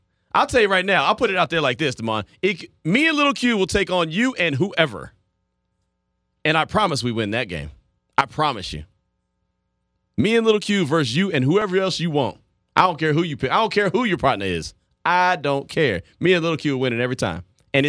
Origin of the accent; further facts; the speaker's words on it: Pittsburg, California, United States; I was raised in Pittsburgh, too.